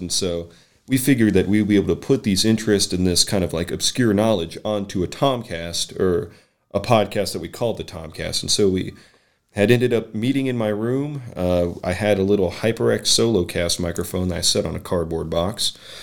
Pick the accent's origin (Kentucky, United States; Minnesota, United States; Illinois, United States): Kentucky, United States; Berea; moved away; born and raised in Berea, Kentucky